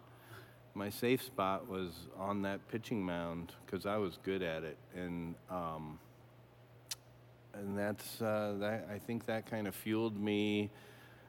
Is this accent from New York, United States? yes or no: no; Omaha, Nebraska, United States; I grew up in Omaha, and just went to Catholic school for 12 years all through